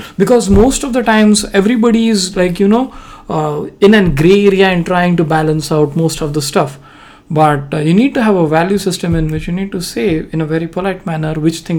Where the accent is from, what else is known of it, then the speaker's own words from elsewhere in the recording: India; I'm Indian